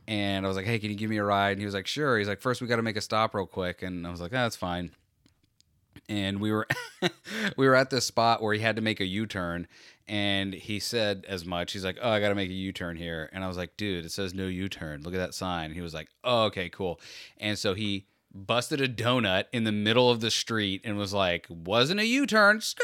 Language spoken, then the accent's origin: English; Florida, United States; we're from Florida